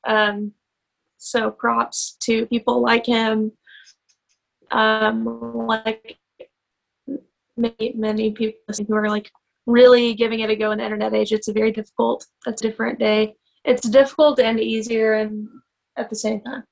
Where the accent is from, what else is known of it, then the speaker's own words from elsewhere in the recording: Muscle Shoals, Alabama, United States; I am um, originally from Muscle Shoals, Alabama. I grew up there